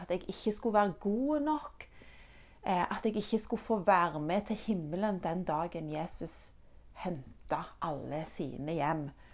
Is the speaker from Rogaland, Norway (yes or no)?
yes; Egersund, Rogaland, Norway; also born or lived in Denmark; Når jeg var ett og et halvt år gammel, så flytta mine foreldre og jeg fra Danmark til Norge, nærmere bestemt til Egersund